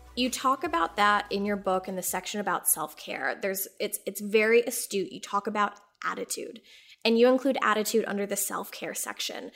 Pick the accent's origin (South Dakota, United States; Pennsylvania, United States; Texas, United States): Texas, United States; I grew up in Texas